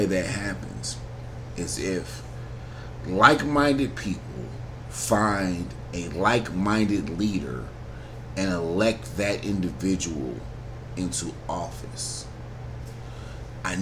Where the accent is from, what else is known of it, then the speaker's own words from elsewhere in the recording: United States; I'm an American citizen at the end of the day. I'm an American